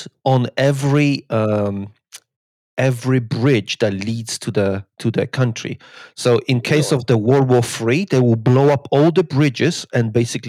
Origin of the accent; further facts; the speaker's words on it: Poland; moved away; I grew up in Poland, you know, in the 90s.